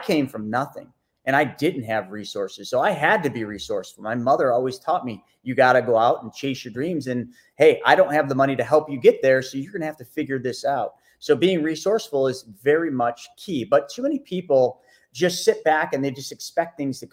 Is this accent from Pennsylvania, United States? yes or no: no; Buffalo, New York, United States; I came from Buffalo, New York.